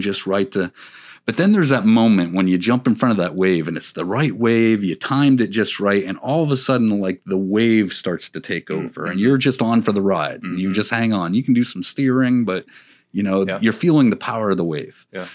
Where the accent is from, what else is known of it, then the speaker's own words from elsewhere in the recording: Pennsylvania, United States; also born or lived in Florida; now in Virginia, United States; I was from Pennsylvania